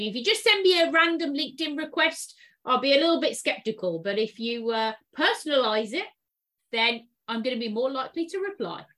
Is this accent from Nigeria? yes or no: no; United Kingdom; now in San Francisco, United States; UK, UK, born and bred